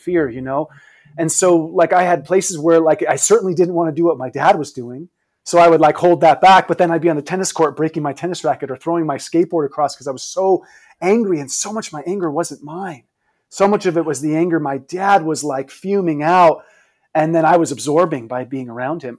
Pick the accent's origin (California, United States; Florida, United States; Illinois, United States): California, United States; San Mateo; I grew up in the Bay Area, not far from you, the high school in San Mateo.